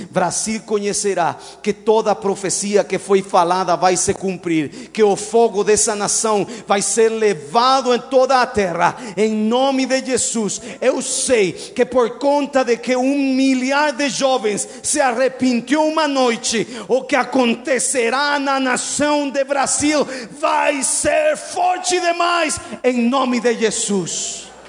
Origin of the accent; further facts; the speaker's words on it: Mexico; Portuguese is a second language; now in Brazil; eu sou mexicano